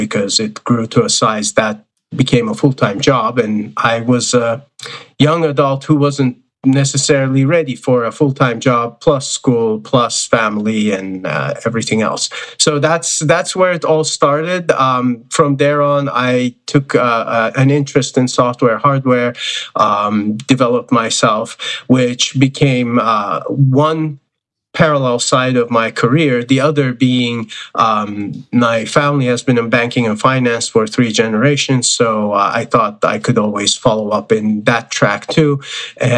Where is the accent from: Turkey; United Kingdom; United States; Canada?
Turkey; I was born in Turkey